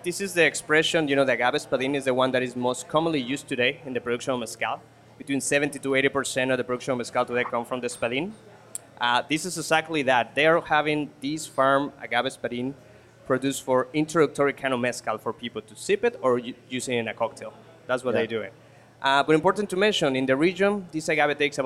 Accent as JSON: {"language": "English", "region": "Mexico City", "country": "Mexico", "said": "we are from Mexico City originally"}